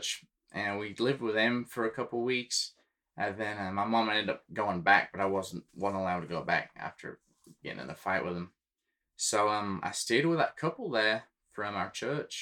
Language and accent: English; Yorkshire and the Humber, United Kingdom; now in United States; I grew up in North Yorkshire, and I spent a large majority of my childhood on a big ranch.